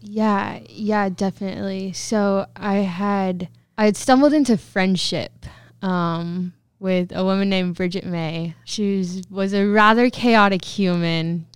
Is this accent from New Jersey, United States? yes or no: no; Protection, Kansas, United States; I grew up in Protection, Kansas, which is an itty bitty, teeny tiny town in Southwest Kansas.